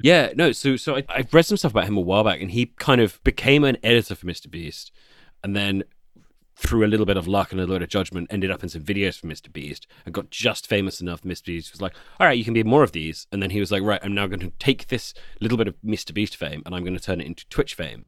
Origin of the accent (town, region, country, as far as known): United Kingdom